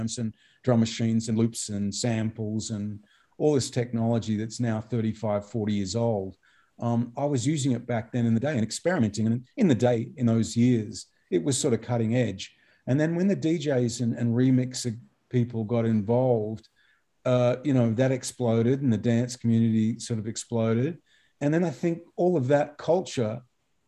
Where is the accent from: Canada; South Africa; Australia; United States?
Australia; as an Australian